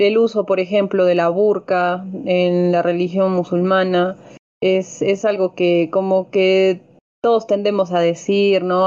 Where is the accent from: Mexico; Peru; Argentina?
Peru; como peruanos